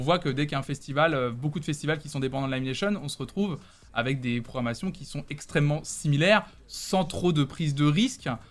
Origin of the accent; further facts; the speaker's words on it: Tours, Centre-Val de Loire, France; moved away as an adult; now in Nantes, France; quand je suis arrivé de Tours, ouais, ce que je lui disais que j'étais que j'étais tourangeau